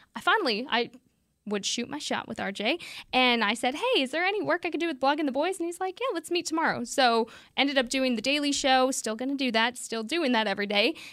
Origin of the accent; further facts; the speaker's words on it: Las Cruces, New Mexico, United States; moved away as an adult; now in Dallas, United States; I'm from Las Cruces, New Mexico, so go Aggies